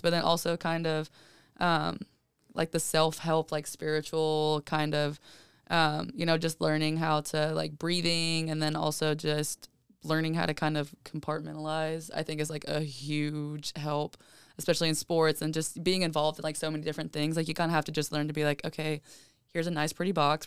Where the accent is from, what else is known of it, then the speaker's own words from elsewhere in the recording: Georgia, United States; I'm literally from Cajeta, Georgia.